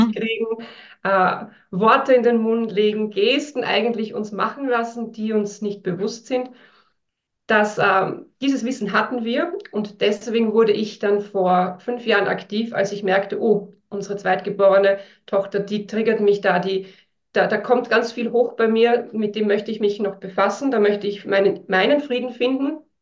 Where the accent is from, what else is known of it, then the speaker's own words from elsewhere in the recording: northern Austria, Austria; now in Vienna, Austria; ich bin in einem ganz kleinen Dorf aufgewachsen im Norden von Österreich auf einem Bauernhof